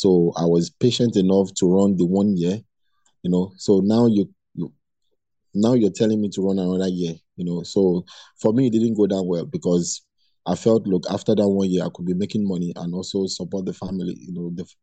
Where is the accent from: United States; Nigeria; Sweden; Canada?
Nigeria; Lagos; I was born and brought up in Lagos